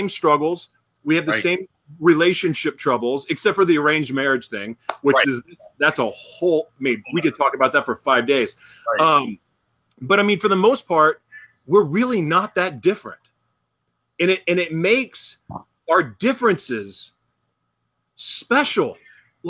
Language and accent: English; Oklahoma, United States; growing up in Oklahoma